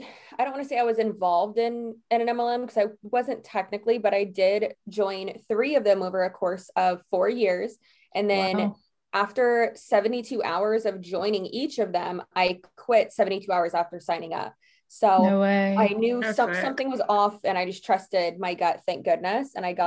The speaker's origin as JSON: {"language": "English", "region": "Florida", "country": "United States", "said": "Yes, I am."}